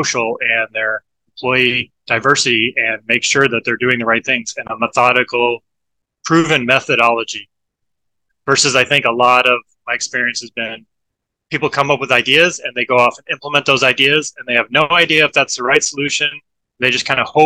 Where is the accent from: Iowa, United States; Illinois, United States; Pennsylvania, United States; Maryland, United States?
Iowa, United States; moved away as an adult; also born or lived in Portland, Oregon; now in Florida, United States; I grew up in Iowa